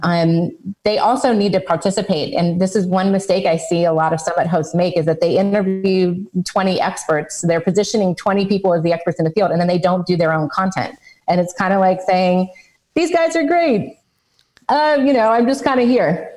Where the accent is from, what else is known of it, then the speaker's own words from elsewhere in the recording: United States; I'm American, so I say niche